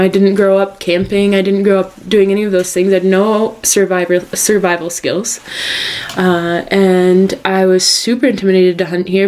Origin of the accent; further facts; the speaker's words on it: northern New York, United States; moved away; I grew up in northern New York.